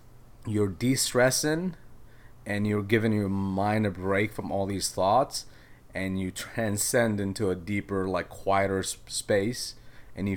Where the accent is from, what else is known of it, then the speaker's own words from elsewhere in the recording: Yemen; now in Minneapolis, United States; I grew up in Yemen